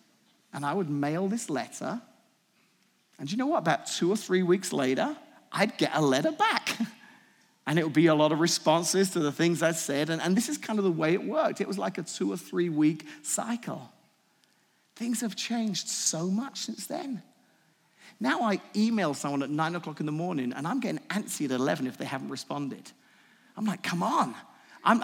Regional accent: England, United Kingdom; moved away; When I moved here from England in the 90s, 1994, I moved here.

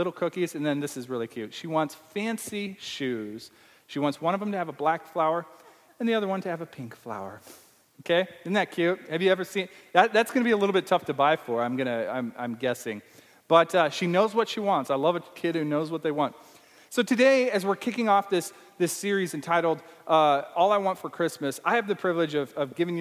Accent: Nebraska, United States; accent: Nebraska; This is my Nebraska accent.

